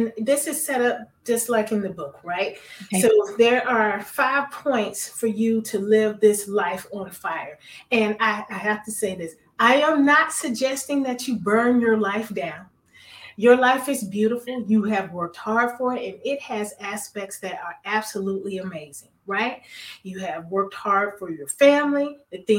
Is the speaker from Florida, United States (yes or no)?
yes; Miami, Florida, United States; I'm a Florida baby. I'm from Miami.